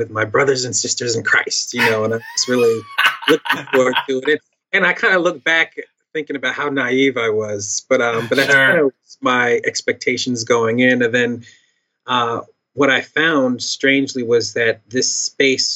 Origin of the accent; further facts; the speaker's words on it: Philadelphia, Pennsylvania, United States; I was born in 82, so I'm a millennial from Philly. And let's see, I grew up in the church